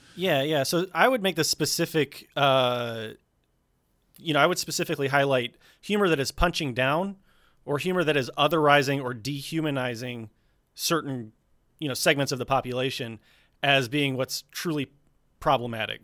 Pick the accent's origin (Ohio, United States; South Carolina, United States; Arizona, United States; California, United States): South Carolina, United States; I'm from South Carolina